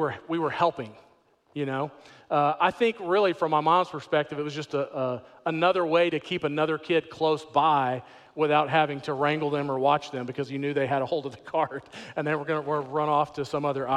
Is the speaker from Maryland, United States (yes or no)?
no; Houston, Texas, United States; I grew up in Houston, Texas in a big family.